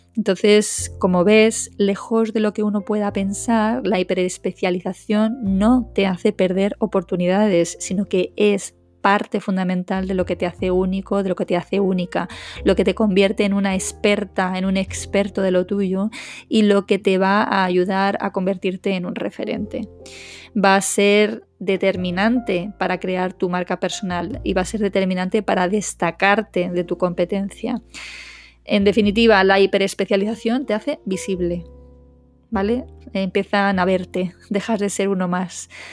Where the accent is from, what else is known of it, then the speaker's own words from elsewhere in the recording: Madrid, Community of Madrid, Spain; moved away as an adult; now in Málaga, Spain; dejar atrás la abogacía en Madrid, que es donde yo me crié, aunque soy malagueña de nacimiento